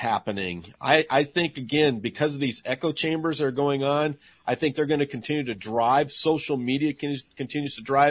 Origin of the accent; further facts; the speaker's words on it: Montana, United States; I'm from Montana. I'm a native Montanan